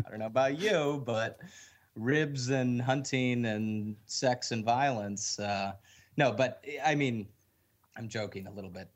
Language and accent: English; Michigan, United States; I'm from Michigan and tons of people hunt in Michigan.